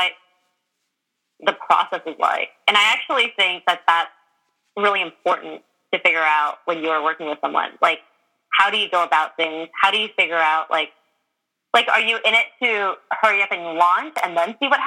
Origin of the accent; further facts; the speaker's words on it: California, United States; growing up in California